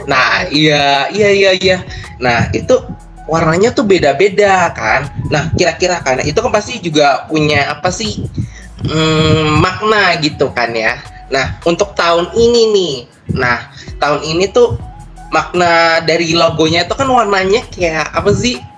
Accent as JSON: {"language": "Indonesian", "town": "Bekasi", "region": "West Java", "country": "Indonesia", "moved": "as an adult", "lives_now": "Yogyakarta, Indonesia", "said": "aku kan dari Bekasi"}